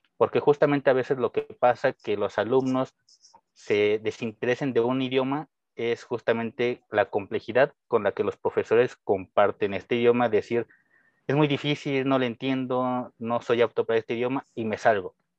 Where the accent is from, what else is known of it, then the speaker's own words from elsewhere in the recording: Mexico; first language Spanish; soy mexicano. Obviamente mi lengua materna es el español